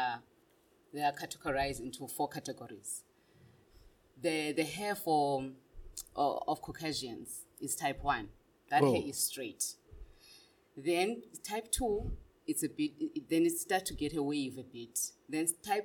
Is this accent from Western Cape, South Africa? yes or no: no; Butterworth, Eastern Cape, South Africa; now in Gauteng, South Africa; Originally, I'm from Butterworth, but due to work purposes, career purposes, and business, I'm here in Gauteng